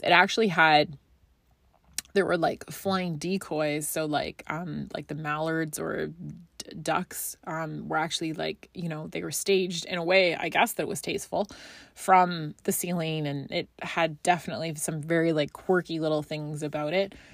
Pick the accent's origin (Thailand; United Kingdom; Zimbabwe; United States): United Kingdom; Scotland; now in Canada; I grew up in Scotland